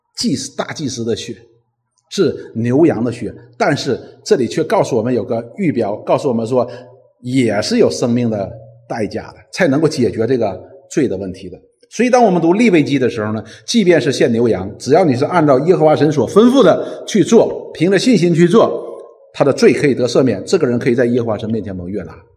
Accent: China; 我们中国人

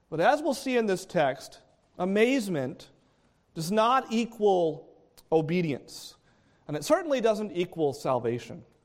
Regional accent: New England, United States; I grew up in New England

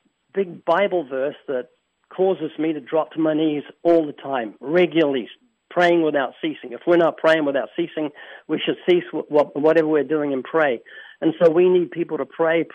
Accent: New Zealand; I'm from New Zealand

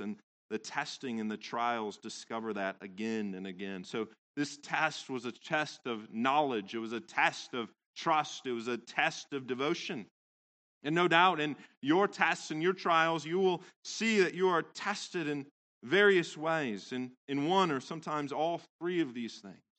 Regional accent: Central Valley, California, United States; I grew up in California, in the Central Valley

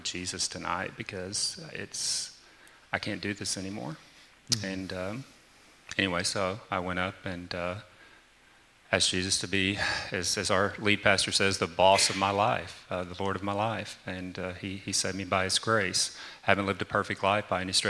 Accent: Arkansas, United States; I'm from the South in a state called Arkansas, so I talk very slow

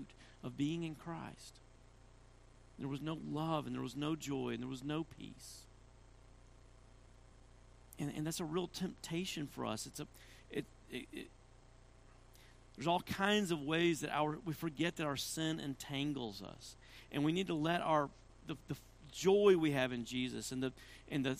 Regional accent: Tennessee, United States; I'm from Tennessee

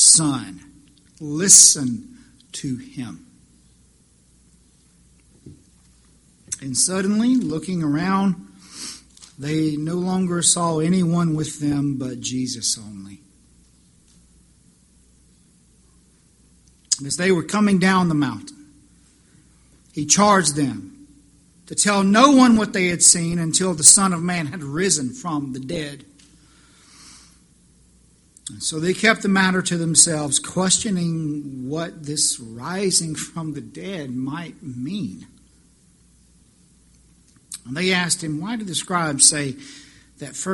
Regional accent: the Carolinas, United States; moved away as an adult; also born or lived in Wyoming; Being born and raised in the Carolinas, my family had the privilege of easy access to the beach and the mountains.

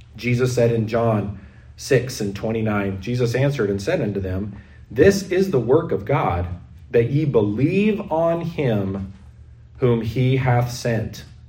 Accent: United States; now in Canada; I'm not a white Canadian. I'm white but I have dual citizenship. I grew up in the States most of my life

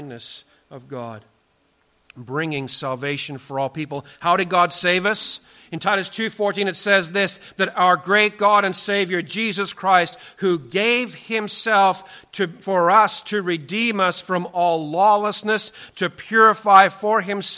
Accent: British Columbia, Canada; where I grew up in British Columbia

